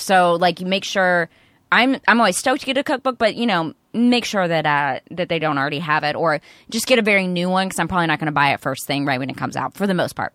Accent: East Texas, United States; I grew up in East Texas

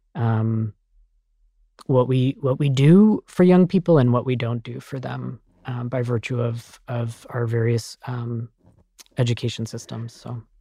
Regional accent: Colorado Springs, Colorado, United States; I'm actually from Colorado Springs, Colorado

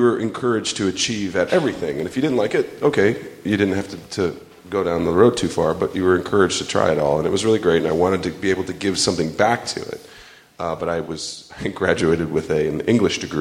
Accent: St. Louis, Missouri, United States; I grew up in St. Louis, Missouri

